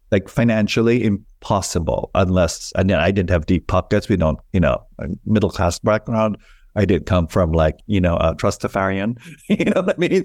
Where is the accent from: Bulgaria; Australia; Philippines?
Philippines; moved away as an adult; now in New York, United States; I was born in the Philippines when I moved to New York in nineteen eighty-nine.